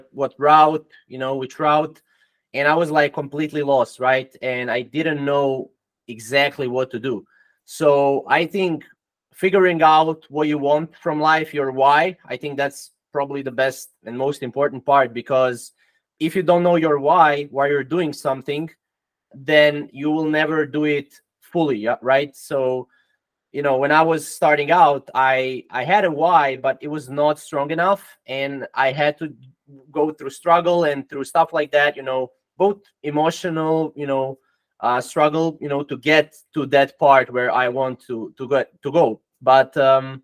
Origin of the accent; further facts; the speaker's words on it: Croatia; English is a second language; I'm from Croatia, it's in Europe. So, you know, I'm not from USA